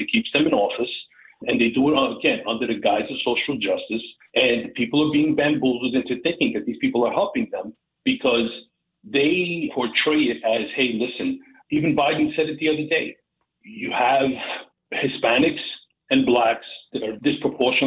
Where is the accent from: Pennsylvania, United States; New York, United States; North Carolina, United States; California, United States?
New York, United States; New York City; as a New Yorker, as a native New Yorker